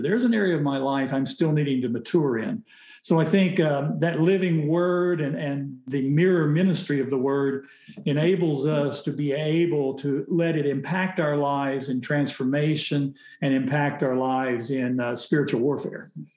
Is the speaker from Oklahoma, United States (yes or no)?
yes; Oklahoma, United States; I grew up in Oklahoma